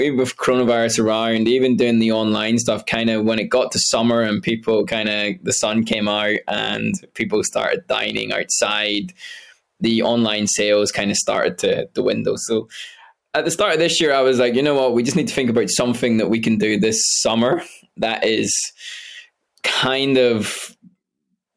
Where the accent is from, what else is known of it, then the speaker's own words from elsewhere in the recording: Derry, Northern Ireland, United Kingdom; moved away as an adult; also born or lived in Scotland / London; now in Ireland; I was born in Scotland, but I grew up in Derry